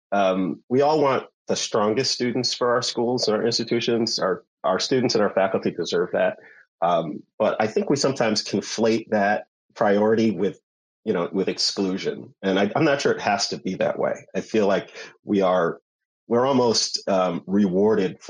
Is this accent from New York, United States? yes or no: yes; Syracuse, New York, United States; now in New York City, United States; I am from Syracuse, New York, originally